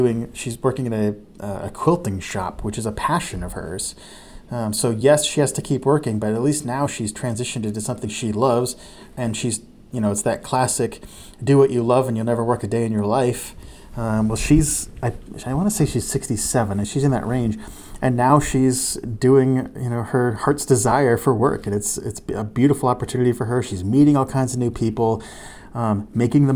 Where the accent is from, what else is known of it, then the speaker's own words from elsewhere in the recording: Lisbon Falls, Maine, United States; I was Santa Claus in my hometown of Lisbon Falls